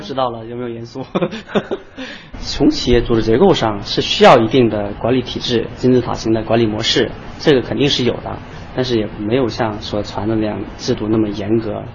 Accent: China; 我是中国人啊，但是我是朝鲜族

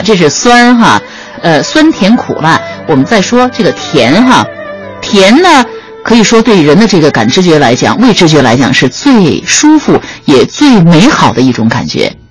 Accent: China; 我们中国人

